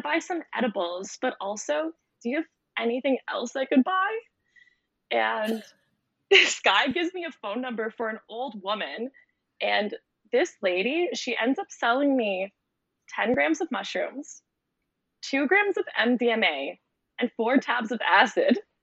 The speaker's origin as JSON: {"language": "English", "town": "Toronto", "region": "Ontario", "country": "Canada", "tie": "born or raised there", "moved": "as an adult", "lives_now": "Costa Rica", "said": "I'm from Canada. I'm half Canadian, half Romanian, and I grew up in Toronto, which is a big city."}